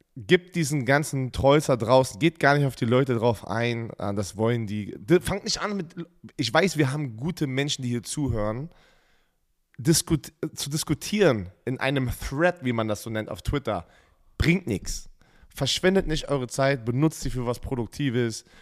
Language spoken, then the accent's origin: German; Germany; wir als Deutsche